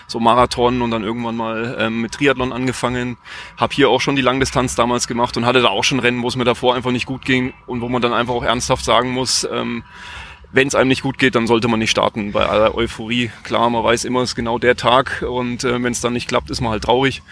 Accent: Roth, Bavaria, Germany; ich bin in Rot aufgewachsen

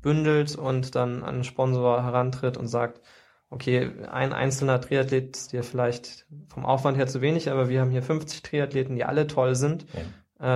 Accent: Hamburg, Germany; ich bin in Hamburg aufgewachsen.

